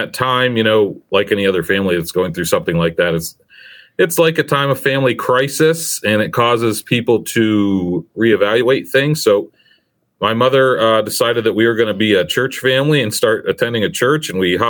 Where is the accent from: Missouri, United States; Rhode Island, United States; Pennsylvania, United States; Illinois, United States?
Pennsylvania, United States; Saegertown; I'm from Sagertown, Pennsylvania, which is a small town in northwestern Pennsylvania. When I lived there, it was only about 1,000 people. It's still pretty much that size. So about 1,000 people in Sagertown, and lived there my whole, you know, childhood